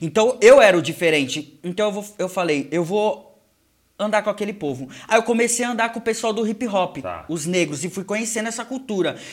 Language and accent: Portuguese; Brazil; aqui no Brasil eu não sou brasileiro, eu sou é japonês. É e aí no Japão eu sou brasileiro